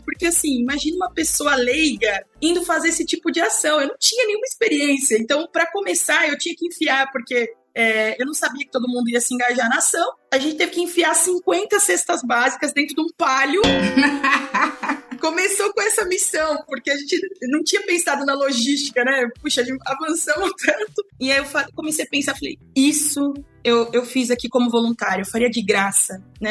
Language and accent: Portuguese; Brazil; comunidade Sacadura Cabral, que foi onde eu nasci, vivi lá por é, 20 anos